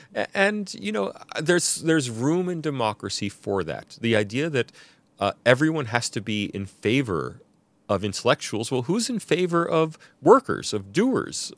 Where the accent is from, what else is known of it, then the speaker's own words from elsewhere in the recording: United States; now in Sydney, Australia; I'm an American